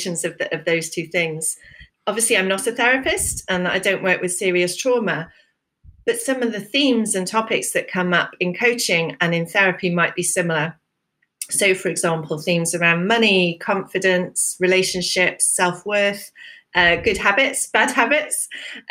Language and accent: English; United Kingdom; traditionally British, you know, as so many of us are